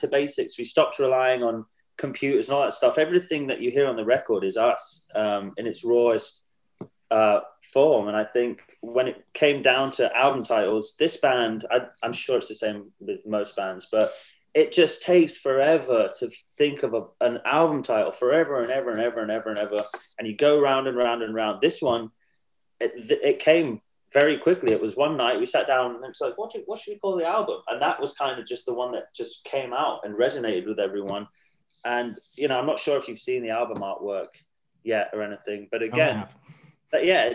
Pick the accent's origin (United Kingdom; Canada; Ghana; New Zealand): United Kingdom; England; accent: English; now in United States; we're an English band. You know, we are a British band. It doesn't matter that we live in the States. We're British. We started in England. We're all born in England